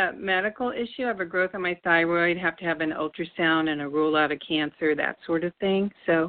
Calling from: California, United States; Yeah, I'm calling from California.

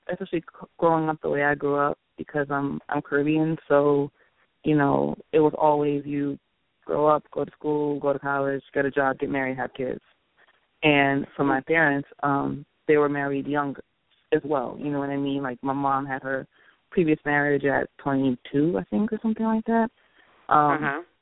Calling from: Long Island, New York, United States; I'm calling from Long Island.

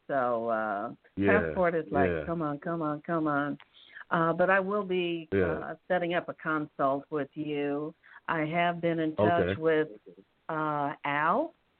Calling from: Atlanta, Georgia, United States; How are you? … from Atlanta.

